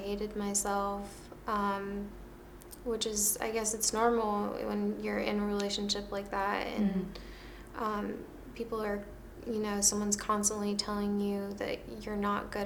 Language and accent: English; Maryland, United States; moved away as an adult; now in California, United States; I moved to California from my hometown, Maryland